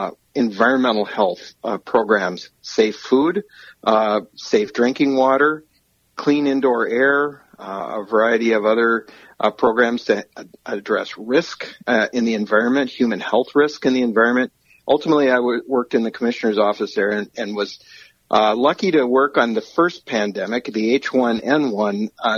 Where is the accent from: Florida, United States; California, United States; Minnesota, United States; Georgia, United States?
Minnesota, United States; Roseville; I grew up here in the Twin Cities. My place is in Roseville, where I grew up, and I stayed not far from home throughout my whole career